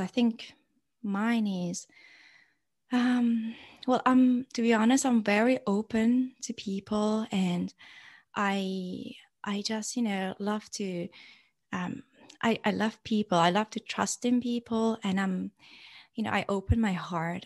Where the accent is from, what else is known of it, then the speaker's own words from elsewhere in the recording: Iran; growing up in Iran